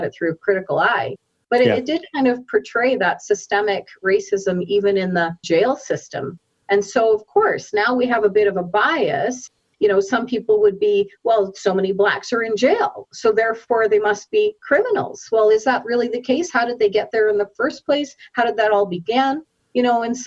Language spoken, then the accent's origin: English; Saskatoon, Saskatchewan, Canada; now in Calgary, Canada; I'm born and raised actually in Saskatoon, Saskatchewan, and moved to Calgary